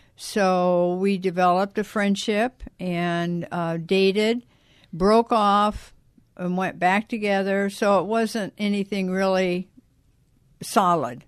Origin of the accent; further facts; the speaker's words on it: South Bend, Indiana, United States; moved away; I was born and raised in South Bend, Indiana.